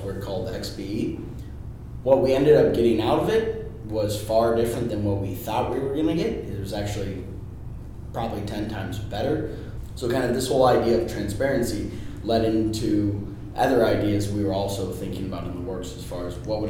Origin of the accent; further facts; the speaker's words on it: Chicago, Illinois, United States; also born or lived in Indiana; born and raised in Chicago